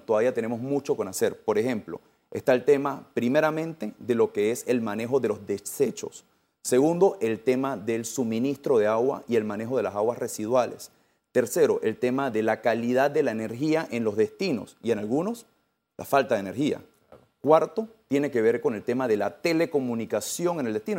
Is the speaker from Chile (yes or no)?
no; Panama